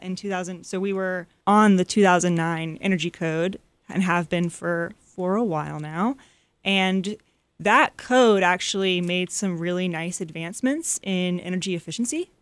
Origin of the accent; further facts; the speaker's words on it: Atlanta, Georgia, United States; also born or lived in North Carolina; After I moved back to Atlanta, so I'm from Atlanta, and when I moved home after college